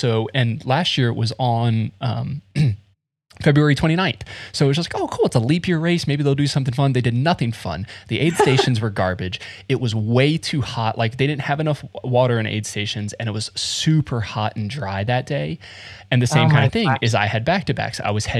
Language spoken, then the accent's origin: English; Florida, United States; moved away; I'm from Florida